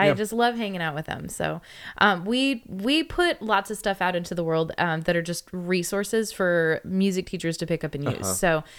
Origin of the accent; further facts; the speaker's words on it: California, United States; Yes, there's me here. I'm the Californian.